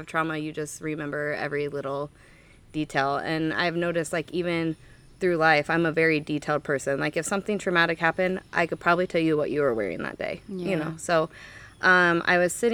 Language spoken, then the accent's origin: English; Ottumwa, Iowa, United States; also born or lived in Albia, Iowa / Kirksville; I'm from Ottumwa, born and raised